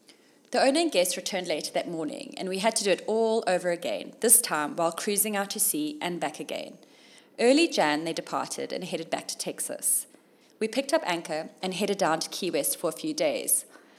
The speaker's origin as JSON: {"language": "English", "country": "Zimbabwe", "tie": "born there", "said": "when I told him I was born in Zim."}